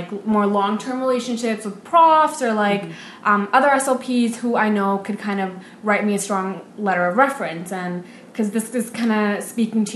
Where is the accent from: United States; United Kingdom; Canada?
Canada; Vancouver, British Columbia; I'm from Vancouver